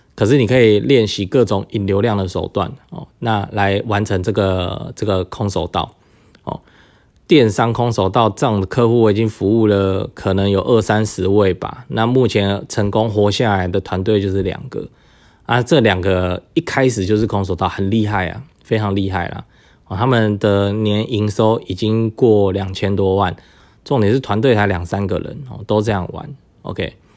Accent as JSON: {"language": "Chinese", "country": "Taiwan", "said": "我们台湾人"}